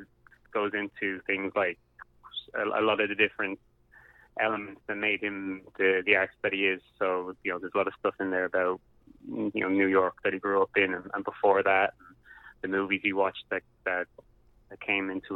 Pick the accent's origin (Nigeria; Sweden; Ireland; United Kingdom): Ireland; Dublin, Leinster; I grew up in Dublin